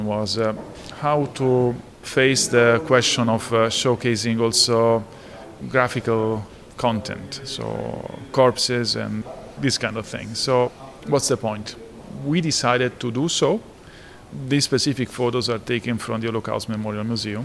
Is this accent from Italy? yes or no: yes; Italy; accent: strong Italian; my accent, it's an indication that I was born in Italy